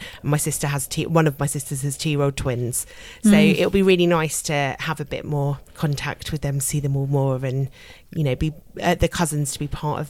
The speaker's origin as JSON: {"language": "English", "region": "London", "country": "United Kingdom", "tie": "born or raised there", "also_born_or_lived": "Melbourne, Australia", "said": "I grew up in North London, yeah."}